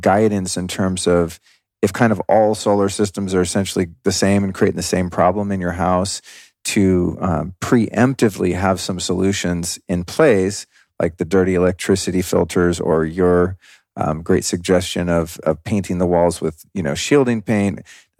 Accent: Denver, Colorado, United States; born there; At the time I was born in 1970 in Denver, Colorado, there was no option to not do that.

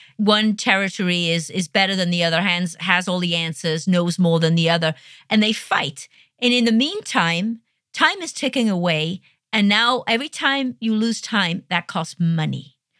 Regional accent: United Kingdom; I'm a Brit

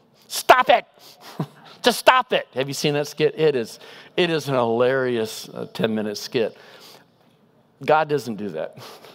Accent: Pacific Northwest, United States; This illustration doesn't work great in Southern California, but I'm from the Northwest

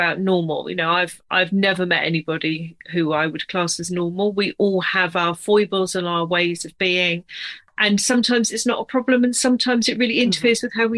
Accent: United Kingdom; accent: British; also born or lived in near London; I'm British, as you can probably tell from my accent. I'm based just outside of London.

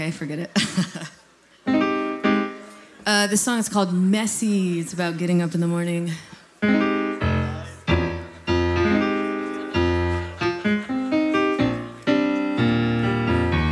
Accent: Austin, Texas, United States; now in Berlin, Germany; Austin's my hometown

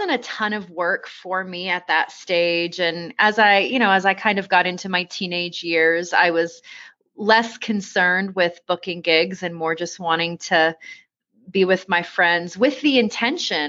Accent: Vancouver, British Columbia, Canada; also born or lived in East Coast of Canada; now in Colorado Springs, United States; I was born on the East Coast of Canada, but I spent most of my growing up in Vancouver, BC, and that is definitely what I would still consider home

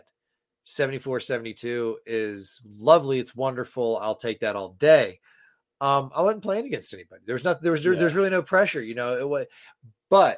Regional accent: Tallahassee, Florida, United States; I was from Tallahassee

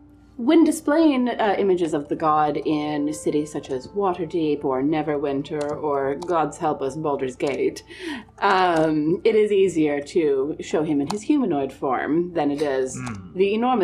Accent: Alaska, United States; Most people assume I am Canadian. So, we... I'm from Alaska.

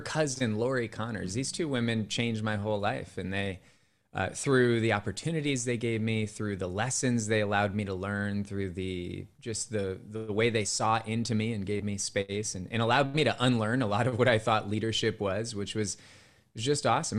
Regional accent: Cupertino, California, United States; my hometown as a kid was Cupertino, California

